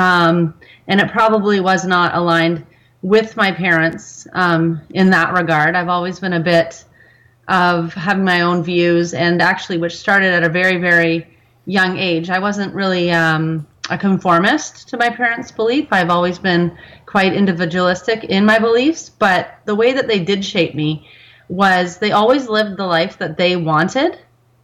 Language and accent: English; Markham, Ontario, Canada; also born or lived in Scarborough; I was born here in Canada, actually in Scarborough, and grew up in Markham, and am still a Markham resident.